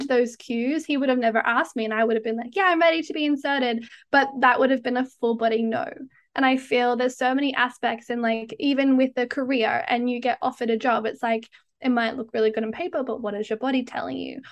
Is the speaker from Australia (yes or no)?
yes; Australia; now in Canada; as you can probably tell, I'm Australian, but I live in Canada